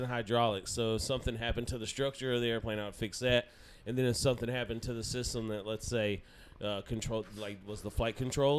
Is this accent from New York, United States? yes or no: no; Georgia, United States; moved away; I'm from Georgia originally, where it's still illegal.